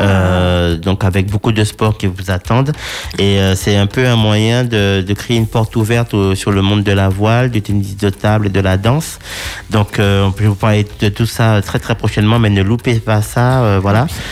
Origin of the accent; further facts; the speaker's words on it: Martinique; chez nous en Martinique